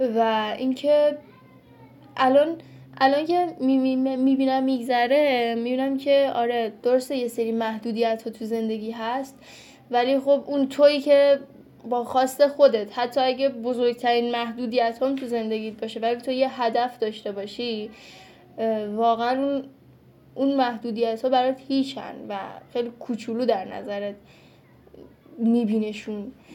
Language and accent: Persian; Afghanistan; now in Iran; اهل افغانستان هستم